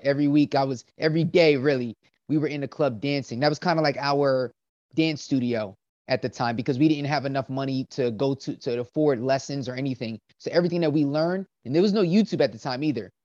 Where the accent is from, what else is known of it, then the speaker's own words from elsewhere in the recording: Willingboro, New Jersey, United States; I grew up in uh, a small town called Willingboro, New Jersey